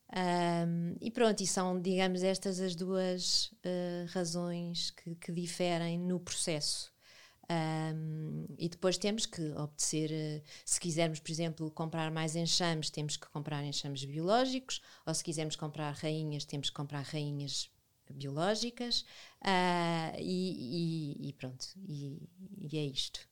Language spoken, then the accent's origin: Portuguese; Lisbon, Portugal; moved away as an adult; now in Vila Nova de Milfontes, Portugal; sempre vivi a minha vida toda em Lisboa e há nove anos fui viver para Vila Nova de Mil Fontes